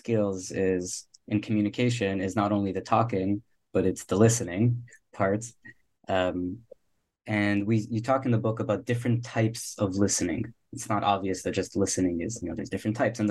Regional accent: Miami, Florida, United States; I'm from Miami

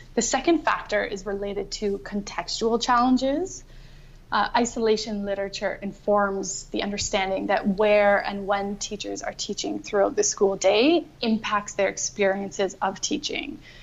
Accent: Canada; moved away as an adult; also born or lived in Ireland; now in Australia; I'm originally from Canada, and I just keep moving further and further away

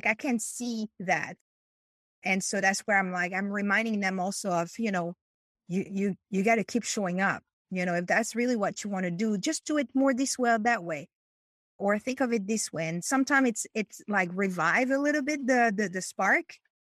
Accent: France; English is a second language; moved away as an adult; now in Chicago, United States; So I am from France. Was married to an American person and moved from France to the US

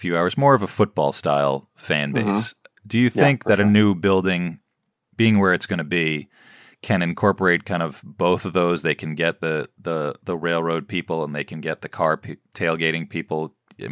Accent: New York City, New York, United States; I grew up near Madison Square Garden

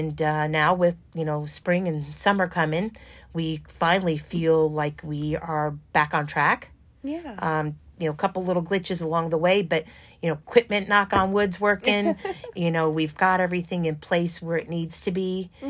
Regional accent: New York, United States; now in Louisville, United States; I'm from New York

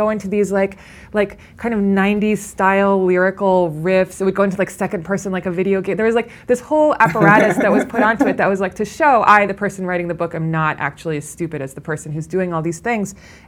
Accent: Midwest, United States; I went to Brown after I came from the Midwest.

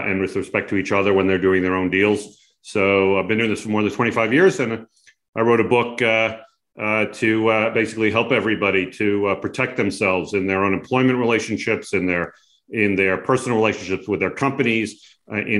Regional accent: Long Island, New York, United States; moved away as an adult; now in California, United States; I grew up back on Long Island and came out to California many moons ago

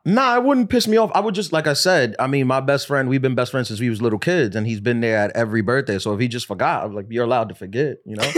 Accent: New York City, New York, United States; I'm from New York City

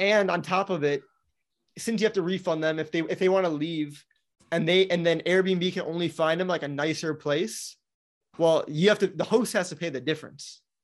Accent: Wisconsin, United States; now in Florida, United States; I grew up in Wisconsin

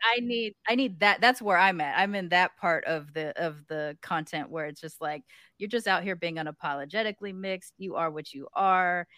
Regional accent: United States; accent: American; They hear my accent, American

